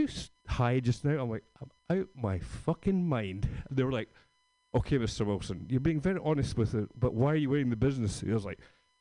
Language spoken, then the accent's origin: English; Scotland, United Kingdom; moved away; I'm from Scotland